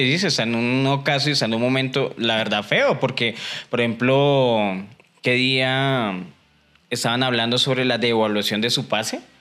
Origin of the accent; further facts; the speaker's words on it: Colombia; nosotros como colombianos